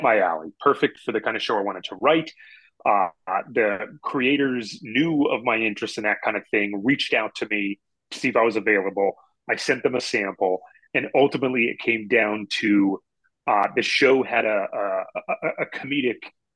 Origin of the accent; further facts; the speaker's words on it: Pennsylvania, United States; We're both from Pennsylvania